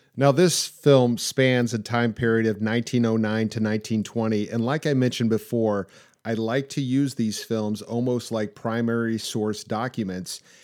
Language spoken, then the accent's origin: English; Kansas City, United States; I grew up here in Kansas City all my life